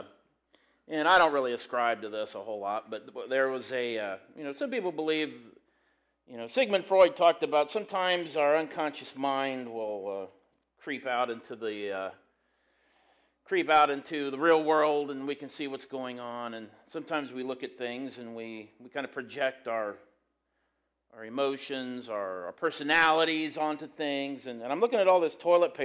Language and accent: English; Graham, United States; I'm from Graham. I coach at Graham.